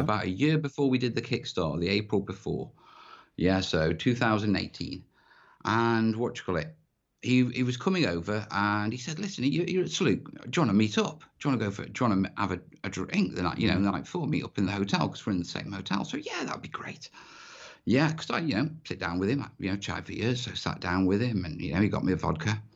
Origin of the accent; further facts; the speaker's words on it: North Wales, United Kingdom; I grew up in North Wales